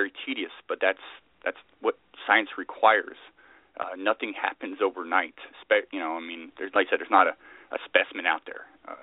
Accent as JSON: {"language": "English", "town": "Glasgow", "region": "Scotland", "country": "United Kingdom", "tie": "born or raised there", "also_born_or_lived": "Salinas, California, United States / Islay, Scotland", "said": "Well, I was born in Scotland. I was born basically Glasgow, and I lived in Scotland for a number of years, and then we moved to the States, lived in Salinas for a while, Salinas, California, and ended up in the 80s moving back to Scotland."}